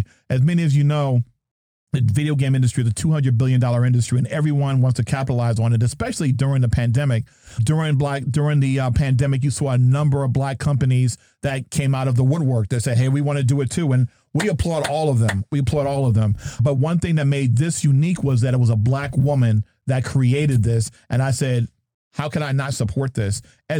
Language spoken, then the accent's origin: English; New Jersey, United States; But that's not really how I talk. I'm from Jersey. You know what I mean?